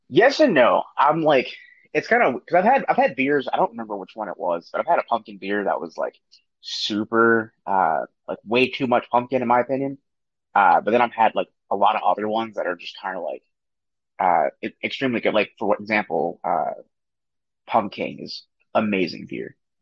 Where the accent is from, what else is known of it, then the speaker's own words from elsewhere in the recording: Maryland, United States; I'm from Maryland